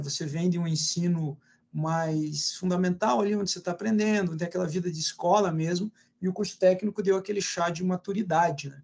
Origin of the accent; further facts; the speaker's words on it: Ponta Grossa, Paraná, Brazil; moved away as an adult; now in Curitiba, Brazil; eu sou nascido em Ponta Grossa, sou pontagrossense, mas também sou já bastante curitibano